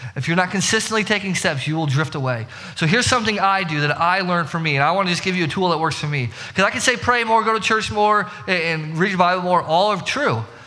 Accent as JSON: {"language": "English", "region": "Indiana", "country": "United States", "said": "we're from, you know, we're from Indiana."}